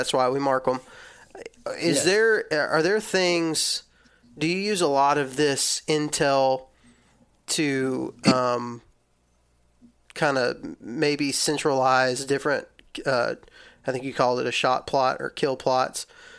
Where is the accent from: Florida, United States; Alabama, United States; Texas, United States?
Texas, United States; I'm from Texas, so this is definitely what people do in Texas.